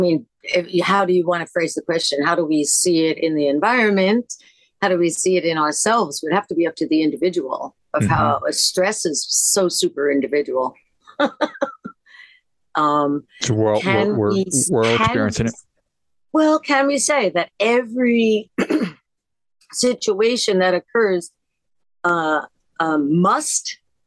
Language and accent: English; New York City, New York, United States; I am an American. I am a New Yorker. I grew up Lower East Side